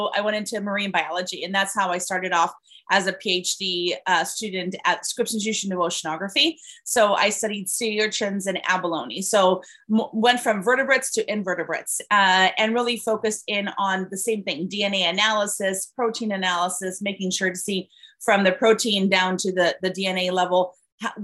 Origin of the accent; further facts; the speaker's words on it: Caracas, Capital District, Venezuela; moved away as an adult; also born or lived in California; now in United States; I was born and raised in Venezuela. I came here as an international student, actually, in 1991.